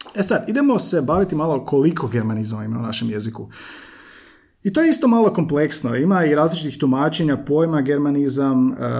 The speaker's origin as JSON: {"language": "Croatian", "region": "Slavonia", "country": "Croatia", "said": "ja sam Slavonac"}